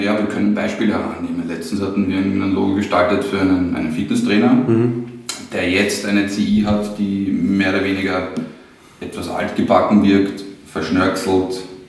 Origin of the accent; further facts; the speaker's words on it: Trumau, Lower Austria, Austria; also born or lived in Vienna; now in Mödling, Austria; Also bin 1984 geboren in Wien. Mhm. Ähm, aufgewachsen in Trumau